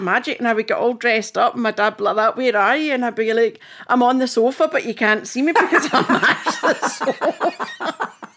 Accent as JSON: {"language": "English", "town": "Fintry", "region": "Scotland", "country": "United Kingdom", "tie": "born or raised there", "also_born_or_lived": "Edinburgh / Glasgow", "accent": "Scottish", "moved": "as an adult", "lives_now": "Cape Town, South Africa", "said": "I was born in Edinburgh, um, and my dad wanted us to be brought up in the country, so we moved to Fintry in Stirlingshire."}